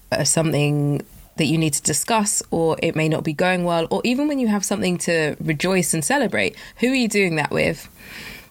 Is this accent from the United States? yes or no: no; Nigeria; I'm West African, I'm Nigerian